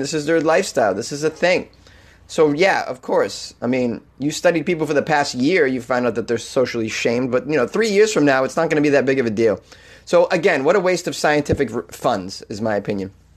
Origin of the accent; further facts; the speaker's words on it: Boston, Massachusetts, United States; accent: Boston; Boston-related story, which is my hometown